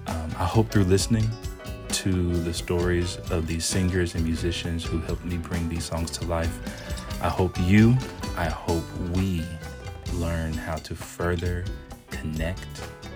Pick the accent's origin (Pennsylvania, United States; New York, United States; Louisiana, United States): Louisiana, United States; Shreveport; moved away as an adult; also born or lived in Singapore; I grew up with as a kid in Galilee Missionary Baptist Church down in Shreveport, Louisiana.